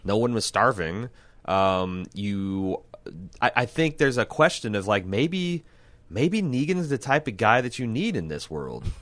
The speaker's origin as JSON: {"language": "English", "region": "Midwest", "country": "United States", "said": "I'm from the Midwest"}